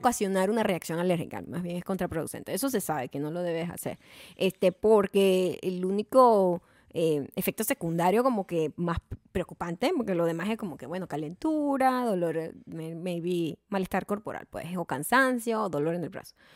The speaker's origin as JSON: {"language": "Spanish", "town": "Punto Fijo", "region": "Falcón", "country": "Venezuela"}